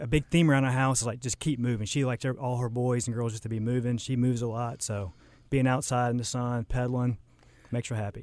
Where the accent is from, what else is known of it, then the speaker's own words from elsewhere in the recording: Charlotte, North Carolina, United States; also born or lived in Lake Norman; I kinda grew up in Charlotte, um, moved around a little bit, grew, went to high school, Lake Norman